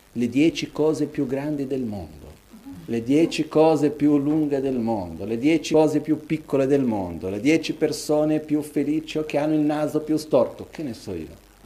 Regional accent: Brazil; moved away; Io da bambino, quando ero piccolo, che vivevo in Brasile

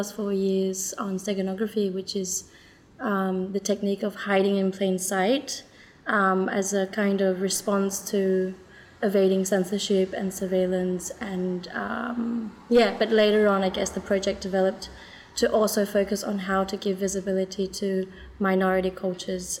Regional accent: Sydney, New South Wales, Australia; moved away as an adult; also born or lived in China / Rotterdam, Netherlands; now in Netherlands; I was born in China and I immigrated to Sydney when I was six, and I left Sydney when I was 20 to move to Holland for an exchange. And I never moved back.

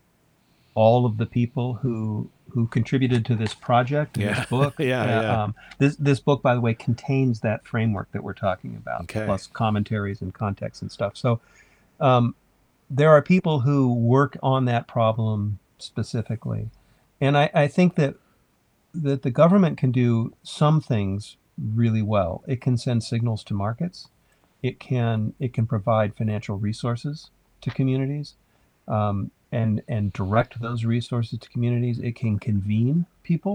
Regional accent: California, United States; speaking as a Californian

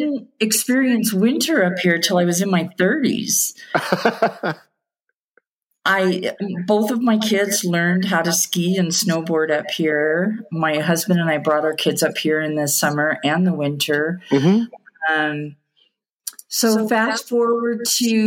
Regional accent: Southern California, United States; moved away as an adult; now in Eastern Sierra, United States; I was born and raised in Southern California

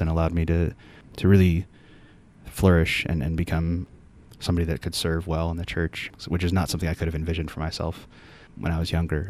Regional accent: Cleveland, Ohio, United States; moved away as an adult; also born or lived in Richmond, Virginia; now in Notre Dame, United States; I'm from Cleveland, Ohio. That's where I grew up.

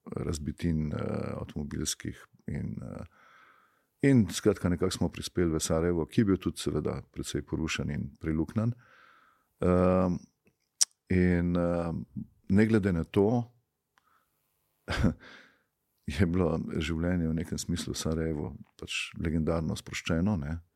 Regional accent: Slovenia

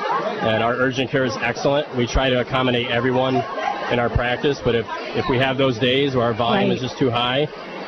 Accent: Wolcott, Connecticut, United States; I grew up in Woket

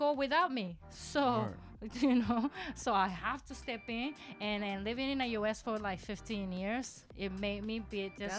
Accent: Himeji, Hyogo, Japan; accent: Kansai; English is a second language; now in Kobe, Japan; I live in Kobe, but my hometown is called Himeji, where the beautiful castle's there. So I'm a Kansaijin. So I'm trilingual, Kansai Ben, and Hyojungo, and English.

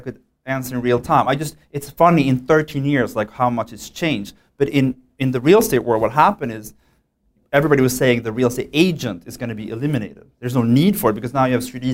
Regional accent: Sweden; moved away as an adult; now in New York, United States; I come from Sweden. It's very calm and beautiful and old.

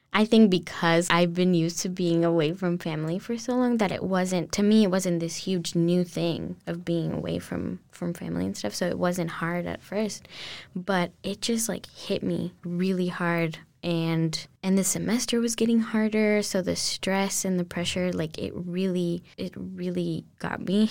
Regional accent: Colombia; English is a second language; now in United States; growing up in Colombia, I went to a French school, uh, from when I was really little.

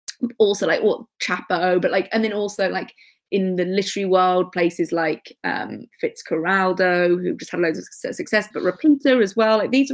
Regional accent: Birmingham, West Midlands, United Kingdom; because, like, you know, I grew up in Birmingham or whatever, and if it wasn't mainstream, I wasn't really going to hear about it, because it was like before the internet.

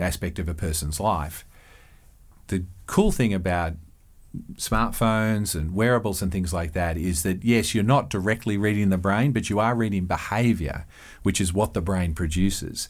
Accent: Australia; moved away as an adult; now in Eugene, United States; I'm Australian

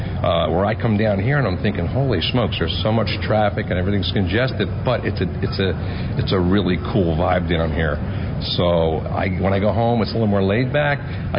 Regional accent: New Jersey, United States; now in South Florida, United States; I grew up in New Jersey. Hated the winners. Why would you not want to be here in sunny South Florida?

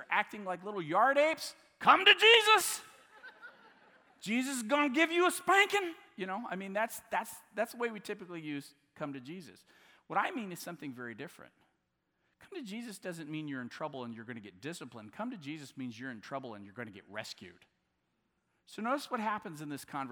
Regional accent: Southwest Missouri, United States; I'm from Southwest Missouri

